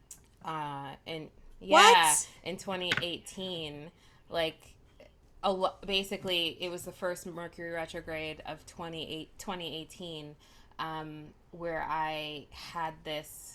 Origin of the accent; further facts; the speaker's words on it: New York City, New York, United States; moved away as an adult; now in Los Angeles, United States; I am originally from New York. I've been in LA for quite a while now